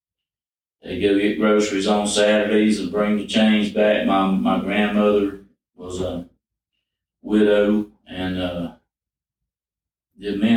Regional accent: Poarch Community, Alabama, United States; I grew up in the Porch community

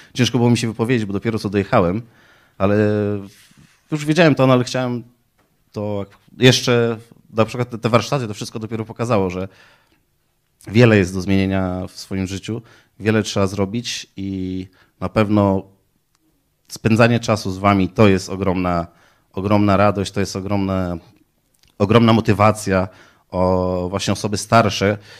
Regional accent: Poland; Pochodzę z malutkiej wioski, e, prowadzę gospodarstwo rolne.

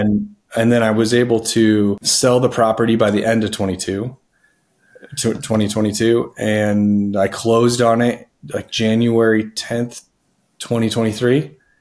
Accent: Denver, Colorado, United States; I am from Denver, Colorado

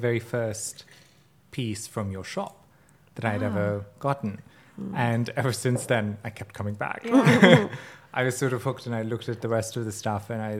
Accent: Bosnia & Herzegovina; moved away; I'm Bosnian, and lilies are the national flower of Bosnia.

